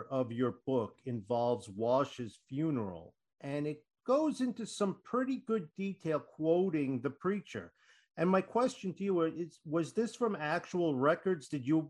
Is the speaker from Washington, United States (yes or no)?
no; Habersham County, Georgia, United States; I'm from Habersham County.